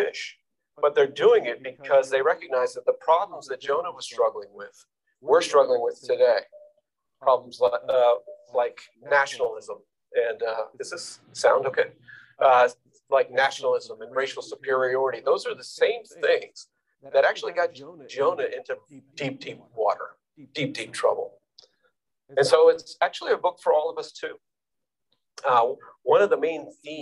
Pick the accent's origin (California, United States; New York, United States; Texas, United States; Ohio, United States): New York, United States; New York City; me as a New Yorker